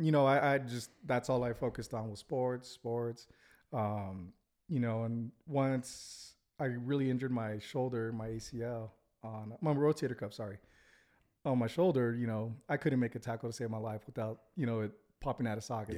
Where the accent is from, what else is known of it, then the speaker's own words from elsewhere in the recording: Santa Ana, California, United States; now in Utah, United States; grew up, uh, in Santa Ana